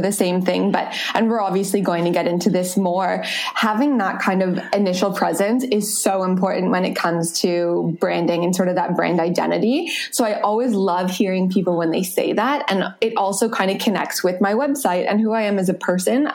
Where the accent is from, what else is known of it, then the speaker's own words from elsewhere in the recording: Toronto, Ontario, Canada; moved away as an adult; also born or lived in Paris, France; now in Australia; I'm originally from Canada, from Toronto.